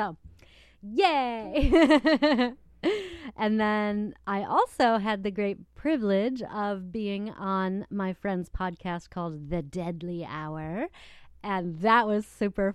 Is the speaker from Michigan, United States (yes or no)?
yes; Battle Creek, Michigan, United States; the Battle Creek Inquirer, which is my hometown newspaper